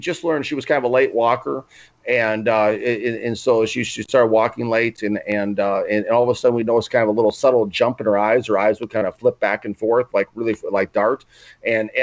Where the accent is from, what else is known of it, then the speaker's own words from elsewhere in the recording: Minnesota, United States; moved away; also born or lived in New York; I'm originally from Minnesota